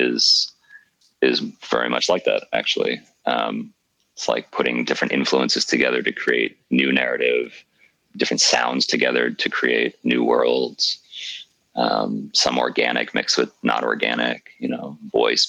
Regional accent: New York, United States; now in Berlin, Germany; being a New Yorker

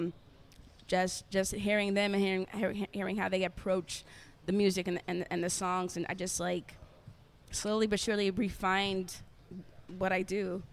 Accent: Austin, Texas, United States; born and raised at Seton Hospital

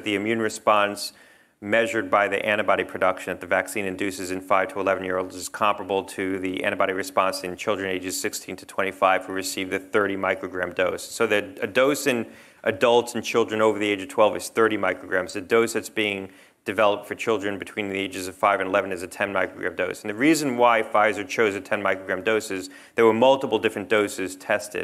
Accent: New Jersey, United States; now in Connecticut, United States; I grew up in New Jersey.

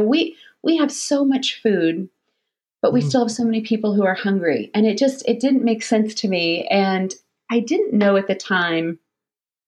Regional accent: Florida, United States; also born or lived in Alabama / St. Louis; now in Detroit, United States; Florida, though, is really home for me

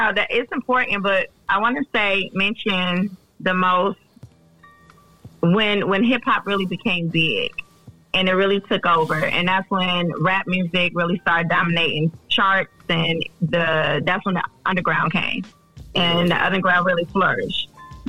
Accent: Detroit, Michigan, United States; also born or lived in California; And, you know, I grew up, I'm from Detroit, but I grew up in Cali, too. Okay. So I was exposed to all of that.

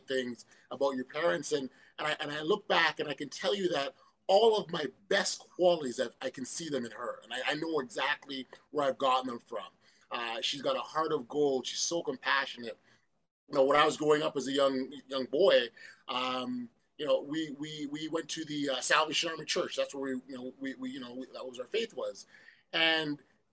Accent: Toronto, Ontario, Canada; born and raised in Toronto, Canada. My roots, West Indian, Jamaican background

